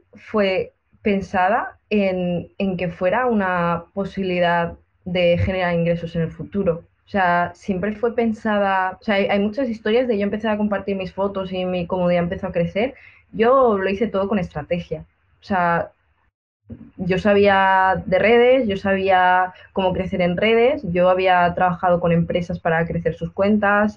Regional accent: Benidorm, Valencian Community, Spain; aquí en Benidorm, en mi pueblo

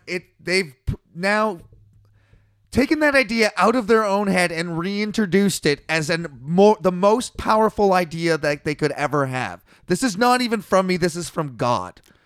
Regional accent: British Columbia, Canada; we're from British Columbia, Canada

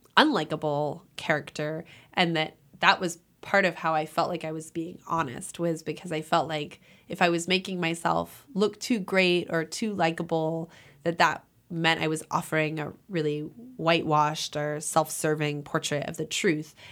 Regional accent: Los Angeles, California, United States; moved away; also born or lived in New Haven / Iowa; I grew up in Los Angeles, which isn't a border town

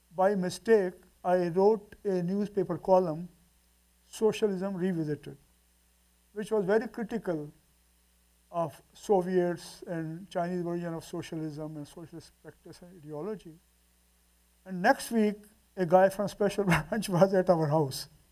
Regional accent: Multan, Punjab, Pakistan; we went to Multan, my hometown.

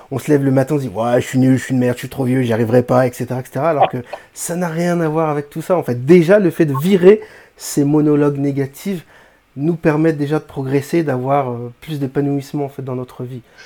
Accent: Réunion; Je suis francophone, je suis français, réunionnais

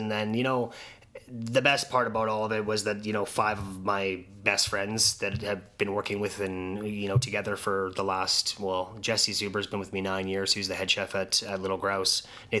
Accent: Saskatoon, Saskatchewan, Canada; I've always been very, very proud to be from Saskatoon

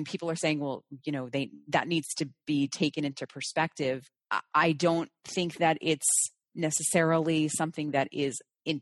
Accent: New Jersey, United States; growing up in New Jersey, practicing in New Jersey, densely populated area

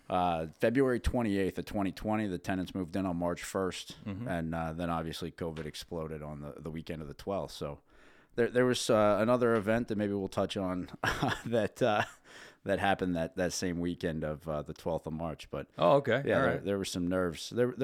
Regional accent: Dillsburg, Pennsylvania, United States; born there; So I was born in Dillsburg, PA, right down the road, about 15 minutes from here.

